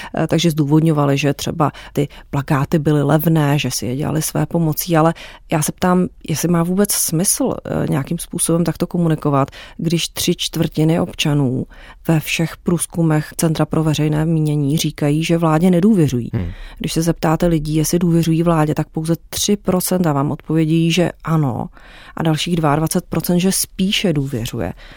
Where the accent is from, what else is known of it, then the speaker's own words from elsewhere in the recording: Czechia; U nás v Česku